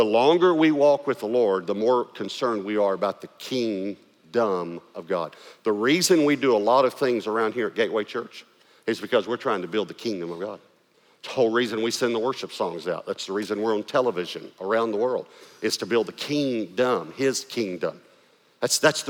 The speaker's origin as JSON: {"language": "English", "region": "East Texas", "country": "United States", "accent": "East Texas", "said": "I had to try to lose my East Texas accent"}